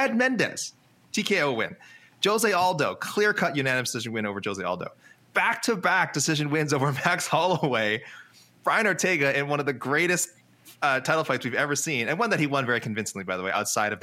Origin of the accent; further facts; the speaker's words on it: Canada; I'm Canadian